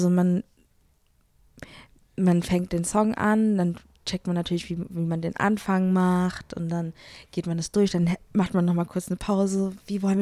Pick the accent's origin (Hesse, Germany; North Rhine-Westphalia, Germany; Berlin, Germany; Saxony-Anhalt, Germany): Hesse, Germany; Offenbach; Äh, ich bin auch aus Offenbach.